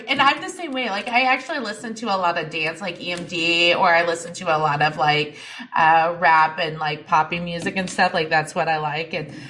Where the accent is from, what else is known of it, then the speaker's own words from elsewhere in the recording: Paso Robles, California, United States; now in Central Wisconsin, United States; where I grew up is a lot of, it's Paso Robles, California